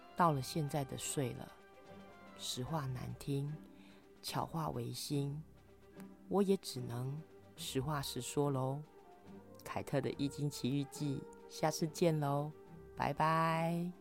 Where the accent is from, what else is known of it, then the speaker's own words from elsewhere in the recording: Kaohsiung, Taiwan; 我国小的时候住在外婆家，那年塞洛马台风半夜登陆高雄